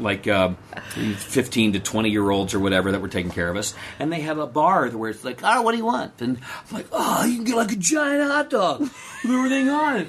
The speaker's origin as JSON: {"language": "English", "region": "Texas", "country": "United States", "said": "I'm from Texas"}